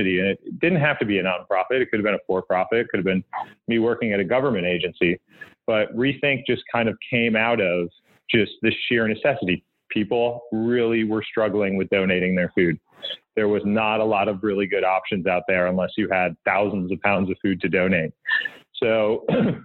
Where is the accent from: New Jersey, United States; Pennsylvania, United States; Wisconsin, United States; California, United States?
Wisconsin, United States; also born or lived in Kansas City; now in New York City, United States; I was raised in Wisconsin